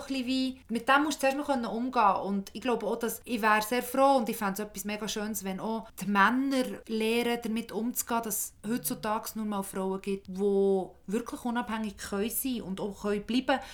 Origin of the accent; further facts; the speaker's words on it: Bern, Switzerland; now in Zürich, Switzerland; ich bin aus Bern